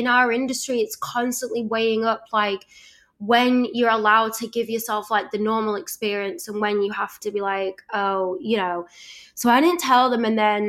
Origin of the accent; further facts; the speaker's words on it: Leeds, Yorkshire and the Humber, United Kingdom; now in Los Angeles, United States; I'm from Leeds